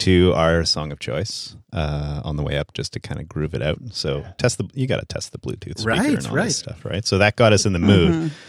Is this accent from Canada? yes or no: yes; Canada; I'm French Canadian.